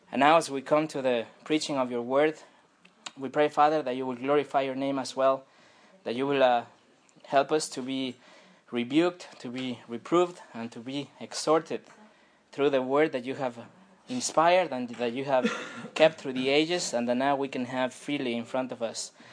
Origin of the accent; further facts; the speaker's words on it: France; accent: French; je prie en, en anglais parce que sinon, euh, la colère de Dieu peut tomber sur moi avec mon accent français.